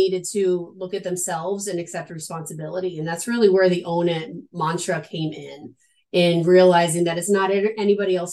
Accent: Adirondack Mountains, upstate New York, United States; moved away as an adult; also born or lived in Long Island, New York; now in Missouri, United States; I'm a New Yorker, born and raised in upstate New York in a small town in the Adirondack Mountains

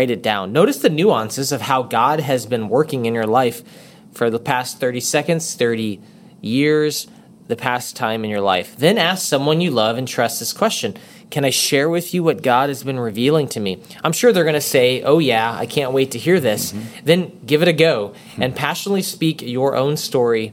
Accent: Texas, United States; I'm from Texas

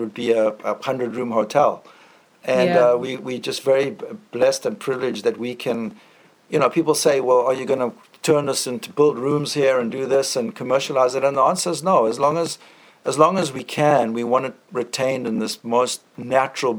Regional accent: South Africa; moved away as an adult; also born or lived in Boston / St. Louis / San Francisco / Hawaii; now in Sumba, Indonesia; I grew up in South Africa, and I had a wonderful upbringing

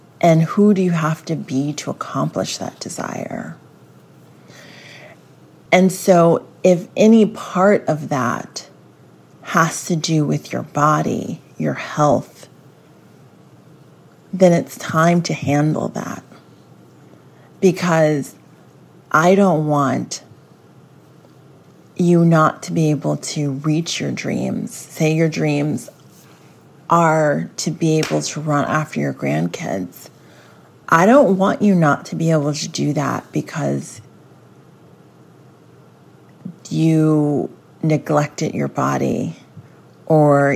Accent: Bible Belt, the South, United States; I grew up in the Bible Belt

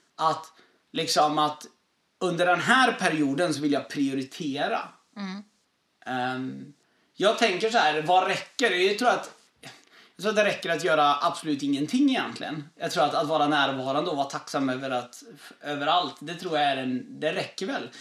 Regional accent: southern Sweden, Sweden; moved away as an adult; jag är från södra Sverige

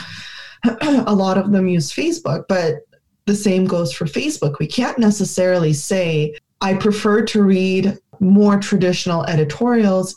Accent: Ukraine; we saw it in Ukraine, my home country

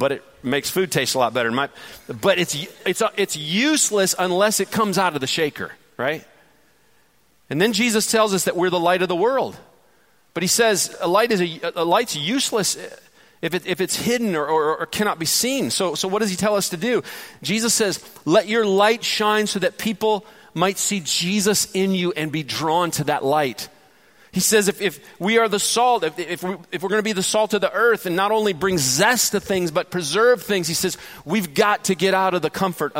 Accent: Detroit, Michigan, United States; now in Georgia, United States; Detroit, Michigan, which is my hometown

